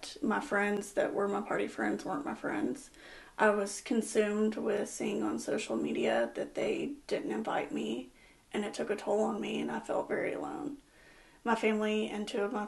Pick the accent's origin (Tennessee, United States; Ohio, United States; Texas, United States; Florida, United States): Texas, United States; Angleton; moved away as an adult; now in West Columbia, United States; I am from Angleton. Grew up in Angleton, graduated high school in Angleton